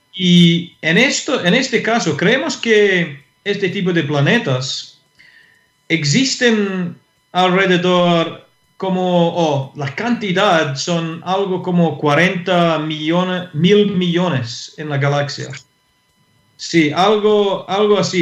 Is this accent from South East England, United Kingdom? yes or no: no; Scotland, United Kingdom; Spanish is a second language; moved away as an adult; now in Santiago, Chile; como un europeo, eh, un escocés